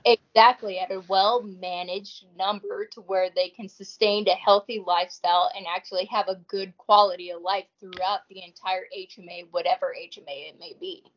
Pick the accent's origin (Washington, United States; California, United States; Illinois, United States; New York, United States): Washington, United States; northeastern; moved away; also born or lived in Idaho; I was born and raised in Washington